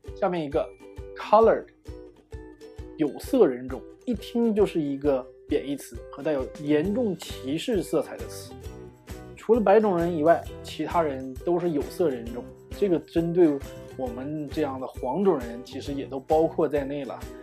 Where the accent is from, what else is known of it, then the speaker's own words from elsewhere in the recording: China; 我们中国人